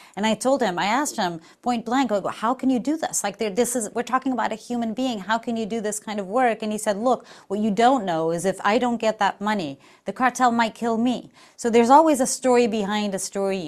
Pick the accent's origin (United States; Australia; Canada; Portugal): Portugal; moved away as an adult; I'm from Portugal, so I flew from far away